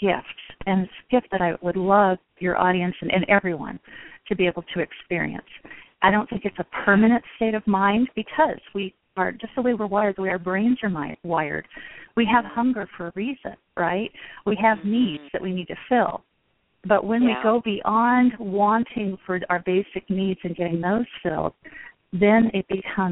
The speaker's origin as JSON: {"language": "English", "region": "West Coast", "country": "United States", "moved": "yes", "lives_now": "Midwest, United States", "said": "I'm living in the Midwest now in the United States. I'm originally from the West Coast"}